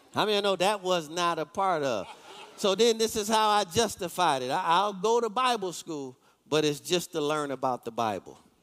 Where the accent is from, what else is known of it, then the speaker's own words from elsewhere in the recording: Detroit, Michigan, United States; I'm from Detroit.